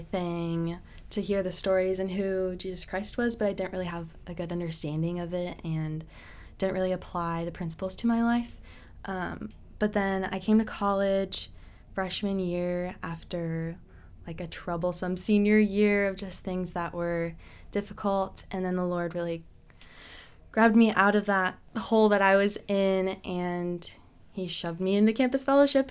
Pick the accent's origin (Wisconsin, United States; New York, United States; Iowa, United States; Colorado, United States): Iowa, United States; Madrid; I grew up in Madrid.